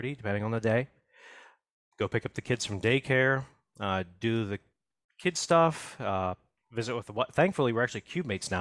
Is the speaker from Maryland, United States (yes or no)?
no; Manorville, Pennsylvania, United States; I am actually from a very small town northeast of Pittsburgh by about 45 minutes. It's called Manorville